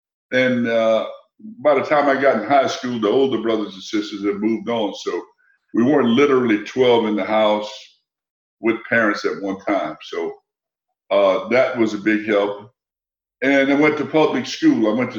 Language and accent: English; Louisiana, United States; It was hot. I can remember that. It was hot, and we grew up in a typical old wood frame house without air conditioning.